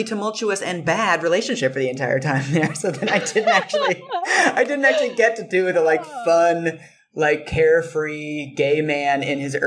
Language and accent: English; Seattle, Washington, United States; moved away as an adult; also born or lived in London; I grew up in Seattle